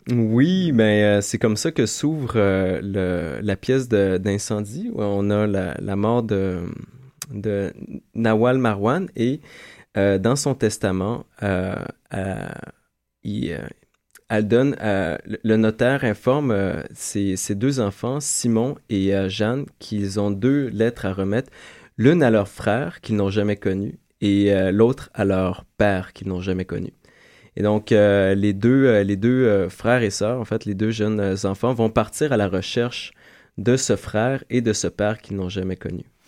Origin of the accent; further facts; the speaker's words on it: Quebec, Canada; j'ai vraiment défini mon identité en tant que Québécois